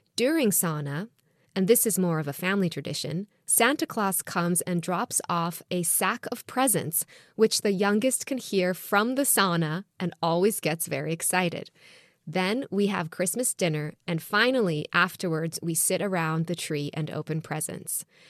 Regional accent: Jerusalem, Jerusalem District, Israel; now in United States; growing up in Jerusalem and Israel

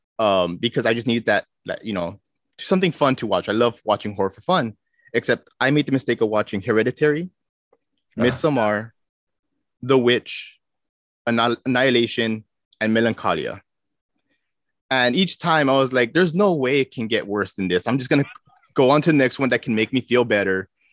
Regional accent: Minnesota, United States; it resonated pretty well with me because I came from Minnesota. So there was a lot of those microaggressions.

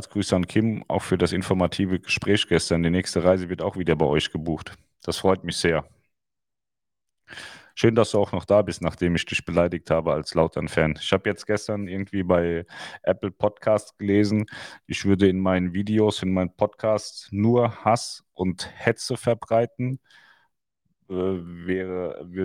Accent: Styria, Austria; Ich bin aus der Steiermark. Wenn es näher wäre, gern.

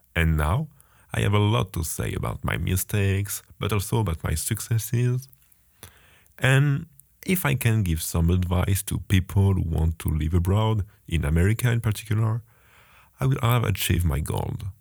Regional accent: France; English is a second language; moved away as an adult; now in Baltimore, United States; You may have heard I'm French, and I have been an international student at Johns Hopkins University for three months

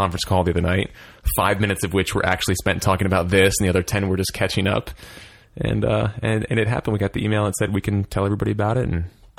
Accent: Philadelphia, Pennsylvania, United States

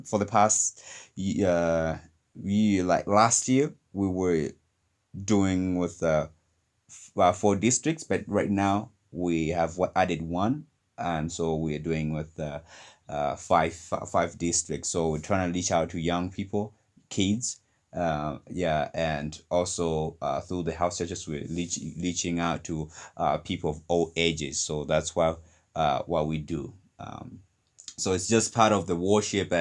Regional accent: Malawi; I'm from Malawi, the warm heart of Africa.

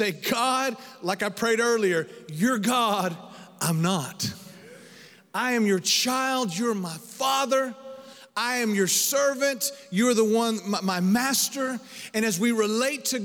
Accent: Dumas, Texas, United States; Dumas, Texas, my hometown

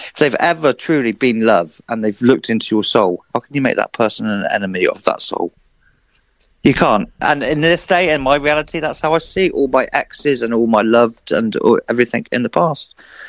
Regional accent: Amesbury, South West England, United Kingdom; also born or lived in Africa; Since I was born in Wiltshire, born in Africa, but Amesbury, Salisbury is my home. It's where I grew as a grom.

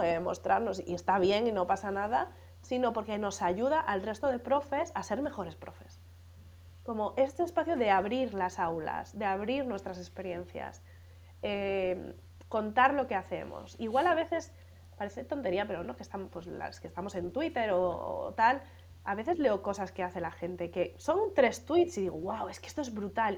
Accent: Galicia, Spain; moved away as an adult; also born or lived in Madrid; yo soy gallega como, como Manel

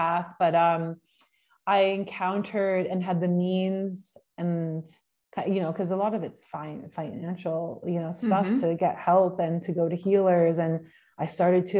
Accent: Canada; moved away as an adult; also born or lived in Australia; I'm from Canada

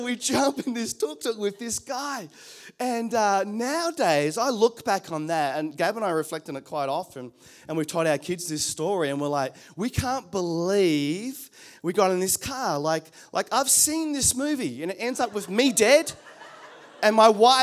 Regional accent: New Zealand; now in Australia; I come from New Zealand

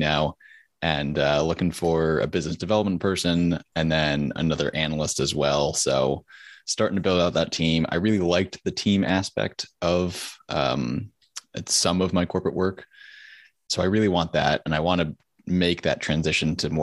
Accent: Connecticut, United States; moved away as an adult; also born or lived in the South (US); I'm originally from Connecticut

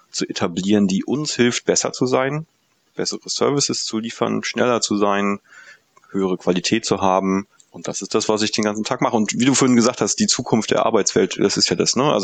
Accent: Mecklenburg-Vorpommern, Germany; moved away as an adult; Ursprünglich komme ich aus der Nähe von Usedom, also ganz vom Land, ähm, und bin aber fürs Studium dann in die in den Süden Deutschlands gegangen, habe ein BA-Studium in Mannheim gemacht

